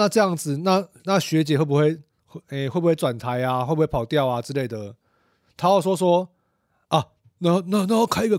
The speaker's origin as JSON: {"language": "Chinese", "region": "Kaohsiung", "country": "Taiwan", "said": "啊，不然呢？啊，不然呢？哦啊，我们都是我们都是高雄人啊。"}